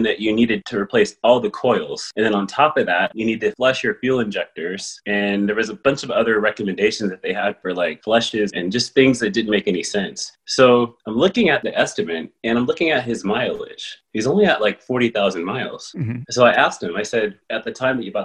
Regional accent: Palmdale, California, United States; moved away; also born or lived in San Fernando Valley / New York City; we moved to Palmdale. And I grew up with cows and chickens and riding motorcycles and dirt bikes

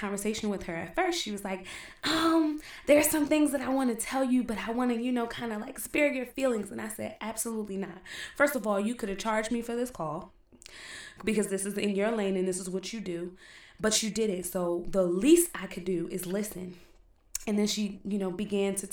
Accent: East Orange, New Jersey, United States; I'm from East Orange

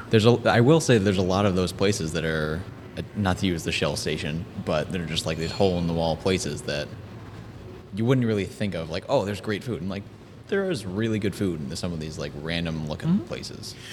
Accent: Connecticut, United States; now in Charlotte, United States; I come from Connecticut

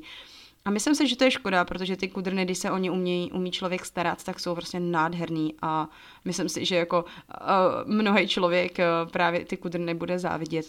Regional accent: Czechia; moved away as an adult; also born or lived in Togo; já se furt považuji za Češku, která do Afriky jela

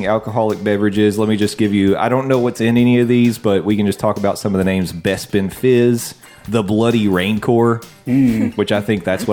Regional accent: England, United Kingdom; I'm from England

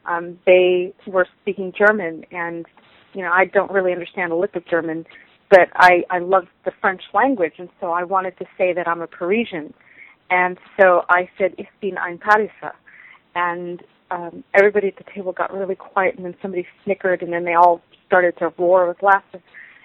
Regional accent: South Africa; also born or lived in Southern California, United States; I am originally from South Africa by way of Southern California.

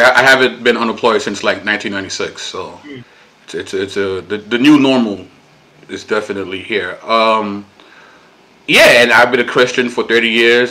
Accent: New York City, New York, United States; I am Puerto Rican. Uh, born and raised in Brooklyn, New York

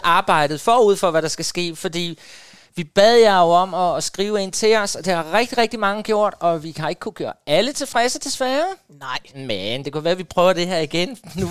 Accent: Jordløse, Southern Denmark, Denmark; moved away; da jeg boede, øh, hjemme i Jordløs på Fyn

